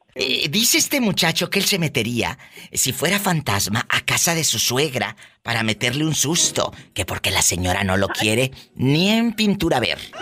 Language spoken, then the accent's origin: Spanish; Matamoros, Tamaulipas, Mexico; de mi tierra de Matamoros, Tamaulipas